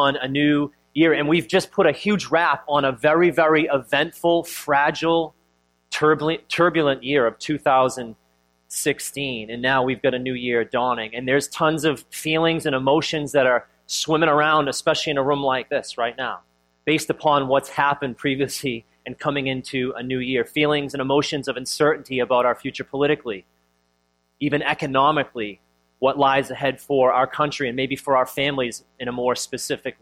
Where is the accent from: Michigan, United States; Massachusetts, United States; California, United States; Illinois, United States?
Massachusetts, United States; Boston; having grown up most of your life like in and around Boston